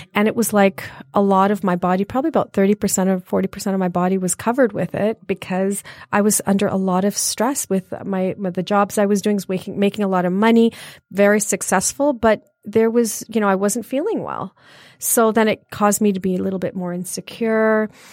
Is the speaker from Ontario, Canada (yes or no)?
yes; Brampton, Ontario, Canada; moved away as an adult; also born or lived in Leicester, England; now in Michigan, United States; I was born in England, uh, Leicester, England, and, um, I came about, uh, forty-nine years ago to to Toronto, and I moved to Toronto, and I was raised in Toronto in a wonderful place called Brampton.